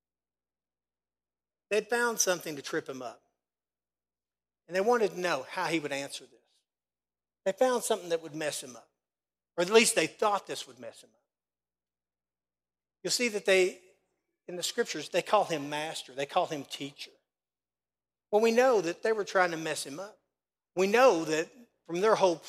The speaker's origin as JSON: {"language": "English", "area": "Casey County", "region": "Kentucky", "country": "United States", "moved": "yes", "lives_now": "Danville, United States", "said": "I'm from Casey County, so trust me. Being in church most of my life in Casey County, I got a few critics too. That's why I'm in Danville now."}